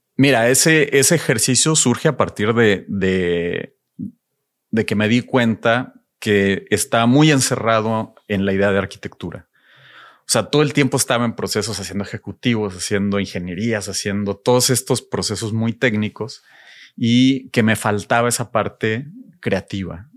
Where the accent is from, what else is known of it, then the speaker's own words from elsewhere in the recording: Ciudad Victoria, Tamaulipas, Mexico; Creciendo en Ciudad Victoria